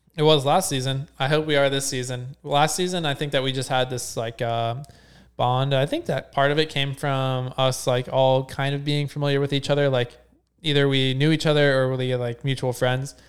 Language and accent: English; near Cincinnati, Ohio, United States; I grew up in Ohio